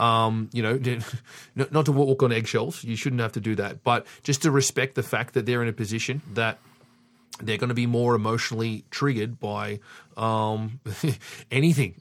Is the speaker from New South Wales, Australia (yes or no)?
yes; Sydney, New South Wales, Australia; I was fortunate enough to be born and raised in Sydney